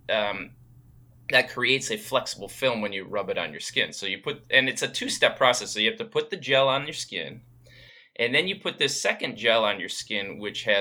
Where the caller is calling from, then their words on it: Maryland, United States; I'm listening from Maryland.